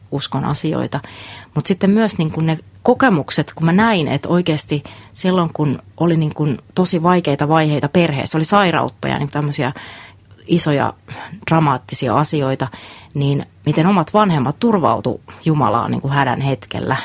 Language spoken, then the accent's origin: Finnish; Lapua, South Ostrobothnia, Finland; moved away as an adult; Mä oon tuolta Etelä-Pohjanmaalta, Lapualta. Siellä kasvoin noin 19 ensimmäistä vuotta